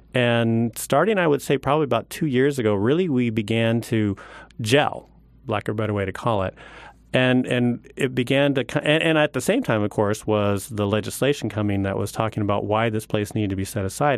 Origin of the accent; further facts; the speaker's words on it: Oregon, United States; moved away; I'm actually from Oregon, born and raised